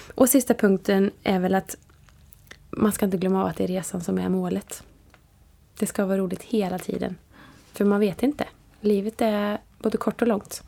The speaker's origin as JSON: {"language": "Swedish", "town": "Vara", "region": "Västra Götaland", "country": "Sweden", "said": "jag är från Vara och det är en liten"}